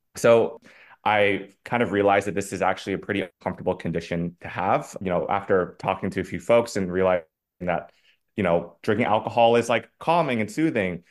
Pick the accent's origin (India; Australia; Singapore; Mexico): Singapore; moved away as an adult; now in New York City, United States; I grew up in Singapore, so predominantly Asian, East Asian community